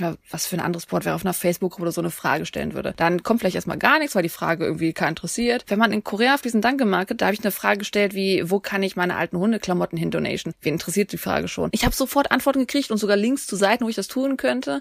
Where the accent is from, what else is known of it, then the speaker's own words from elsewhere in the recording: Germany; wenn ich als Deutsche ins Ausland gehe